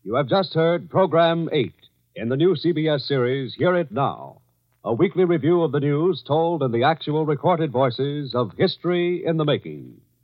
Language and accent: English; Logan, West Virginia, United States; moved away as an adult; now in Detroit, United States; I'm from Logan, West Virginia. Well, I couldn't get no work down home